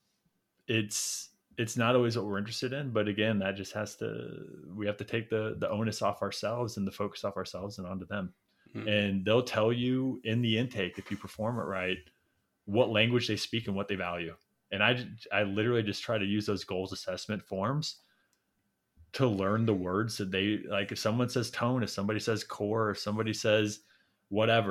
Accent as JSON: {"language": "English", "region": "Midwest", "country": "United States", "tie": "born or raised there", "said": "growing up in the Midwest"}